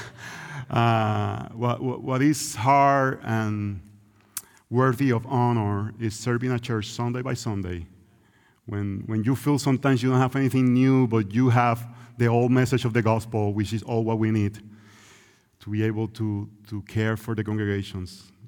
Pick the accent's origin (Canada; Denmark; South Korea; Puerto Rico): Puerto Rico; English is a second language; It's Puerto Rico, that's where we grew up